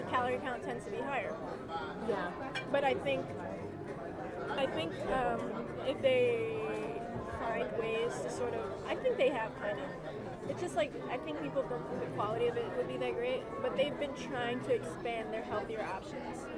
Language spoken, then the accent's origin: English; the South, United States; We're in Long Island, guys. We're in Long Island? We are indeed. I'm just a poor girl from the South.